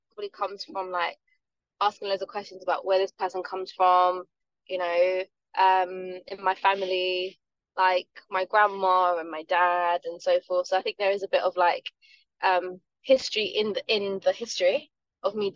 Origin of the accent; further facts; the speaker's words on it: London, United Kingdom; I was born in South London. To parents that come from Jamaican descent